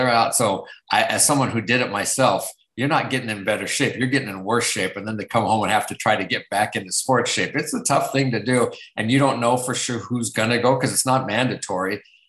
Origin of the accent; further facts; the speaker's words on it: West Coast, United States; I'm originally from the West Coast, so it was the Pac-10 at the time